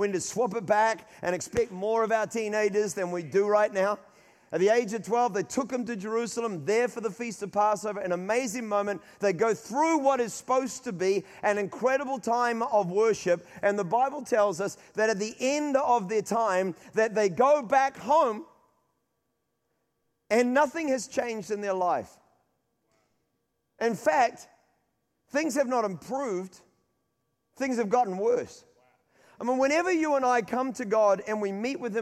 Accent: Auckland, New Zealand; My mother is from Rotorua. We grew up in Auckland.

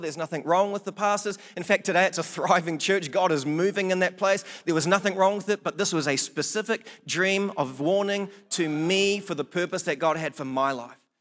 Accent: Blenheim, Marlborough, New Zealand; now in Palmerston North, New Zealand; my hometown in Blenheim.

